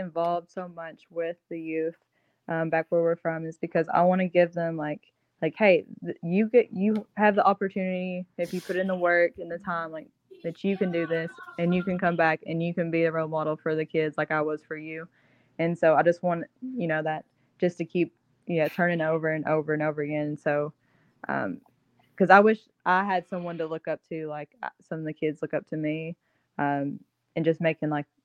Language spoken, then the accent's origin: English; Bell County, Kentucky, United States; growing up in Bell County